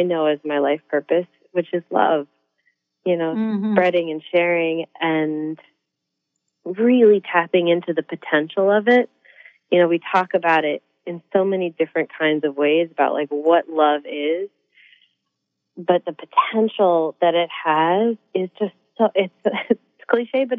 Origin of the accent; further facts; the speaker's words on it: Newport, Rhode Island, United States; being a girl from Newport, Rhode Island